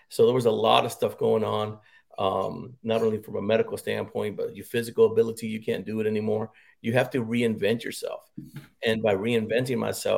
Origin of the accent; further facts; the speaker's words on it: Harlingen, Texas, United States; moved away as an adult; also born or lived in Bamberg, Germany / Fort Hood, Texas; I grew up in South Texas, born and raised in Harlingen, Texas. Was there until I was 19